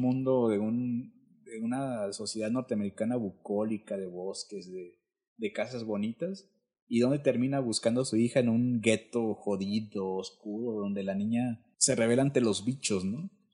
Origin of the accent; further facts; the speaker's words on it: Isthmus of Tehuantepec, Oaxaca, Mexico; moved away; yo soy de Oaxaca, pero en los 80